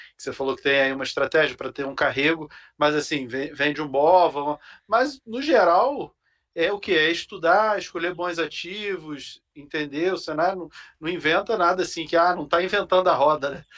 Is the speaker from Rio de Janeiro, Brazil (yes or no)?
yes; Rio de Janeiro, Brazil; now in São Paulo, Brazil; um conterrâneo carioca que nem eu